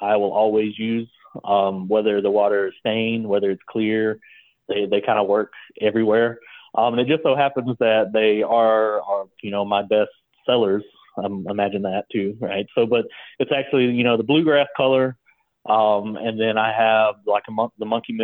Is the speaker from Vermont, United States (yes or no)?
no; Leroy, Alabama, United States; moved away as an adult; also born or lived in Austin, Texas; I grew up in Leroy, graduated Leroy High School back in 2006